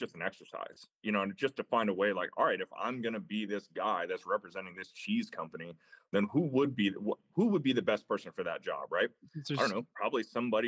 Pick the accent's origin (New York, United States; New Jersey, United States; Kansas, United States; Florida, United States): Florida, United States; Tampa; I grew up in Tampa, Florida, kind of classic, like Florida kid, man, like played ball at Florida State